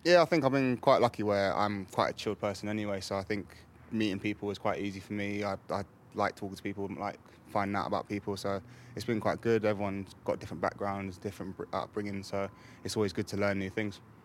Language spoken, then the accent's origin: English; England, United Kingdom; born or raised there